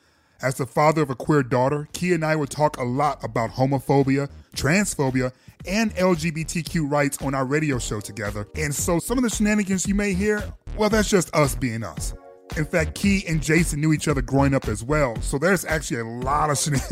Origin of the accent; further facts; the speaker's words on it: Detroit, Michigan, United States; also born or lived in Atlanta; But growing up in Detroit, the basketball courts were as much about survival as they were about the games.